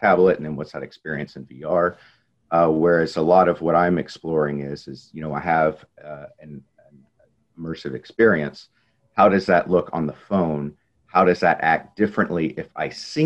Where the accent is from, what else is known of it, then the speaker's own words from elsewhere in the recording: Texas, United States; I'm natively from Texas